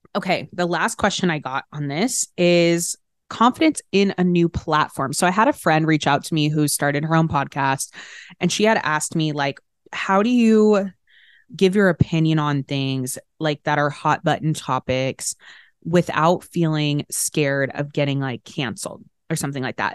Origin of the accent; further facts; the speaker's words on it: Arlington, Texas, United States; I grew up in Arlington, Texas, outside of Dallas.